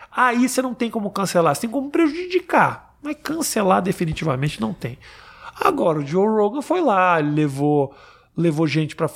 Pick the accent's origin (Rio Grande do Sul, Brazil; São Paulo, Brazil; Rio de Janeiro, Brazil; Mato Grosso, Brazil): Rio Grande do Sul, Brazil; now in New York, United States; eu que sou gaúcho.